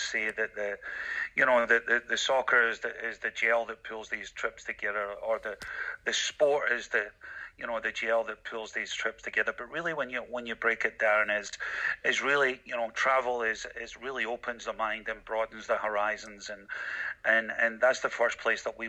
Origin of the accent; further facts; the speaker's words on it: Glasgow, Scotland, United Kingdom; moved away; as a 12-year-old high school student in Scotland, in Glasgow, Scotland, growing up in Glasgow